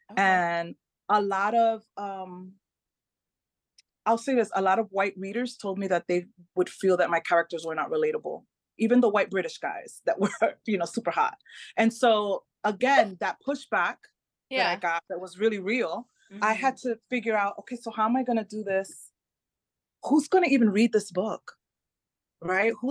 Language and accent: English; Dominican Republic; first language Spanish; English is a second language; also born or lived in United States; So my parents are from the Caribbean. I'm I'm